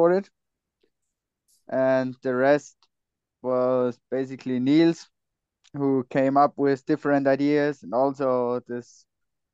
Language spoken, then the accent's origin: English; Salzburg, Austria; I'm originally from Salzburg, but my mom is from Kitzbühel